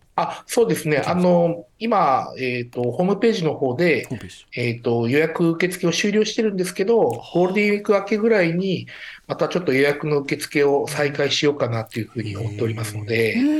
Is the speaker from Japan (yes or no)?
yes; Hokkaido, Japan; moved away; 昔から私、北海道出身なんですけど